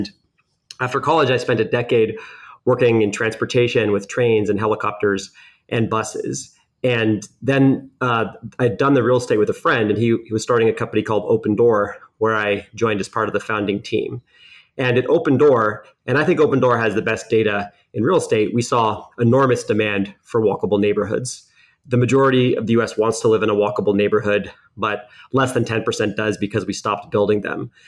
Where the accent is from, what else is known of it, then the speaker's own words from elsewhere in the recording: Phoenix, Arizona, United States; I grew up in Phoenix, in the burbs